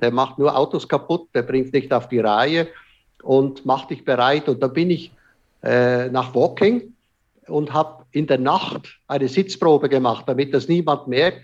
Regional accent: Switzerland; ich als Schweizer

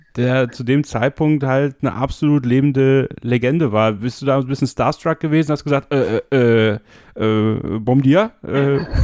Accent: Germany; Bei uns in Deutschland

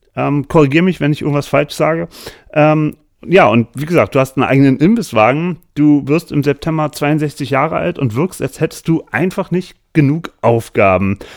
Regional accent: Berlin, Germany; als Berliner Vegetarier

